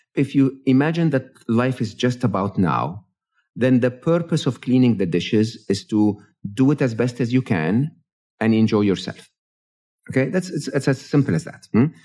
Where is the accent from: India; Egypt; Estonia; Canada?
Egypt; moved away; I'm an Egyptian, born and raised in Egypt